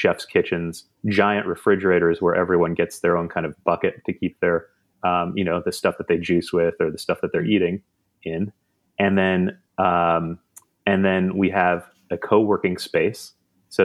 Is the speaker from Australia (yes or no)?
no; Wisconsin, United States; also born or lived in New York; now in Los Angeles, United States; I'm from Wisconsin